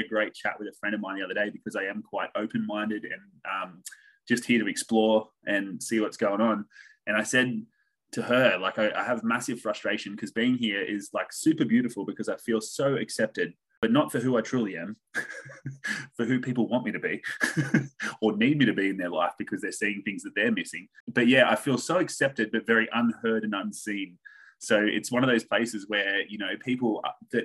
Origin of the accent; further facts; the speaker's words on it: Picton, New South Wales, Australia; I grew up outside of Sydney. So about an hour south of Sydney in a little town called Picton, which I'm actually back at now.